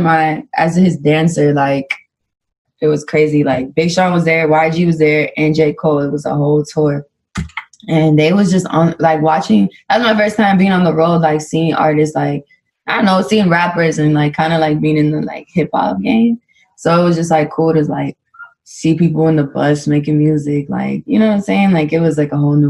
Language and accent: English; Dominican Republic; I'm Dominican and like get to represent my Dominicans